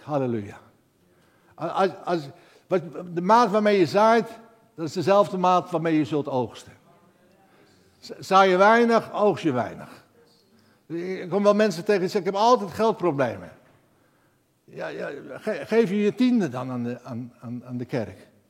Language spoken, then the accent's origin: Dutch; Netherlands; ik ben een Hollander